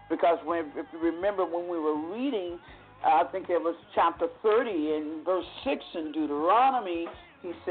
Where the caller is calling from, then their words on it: Vallejo, California, United States; Yes, this is … I'm from Vallejo, California.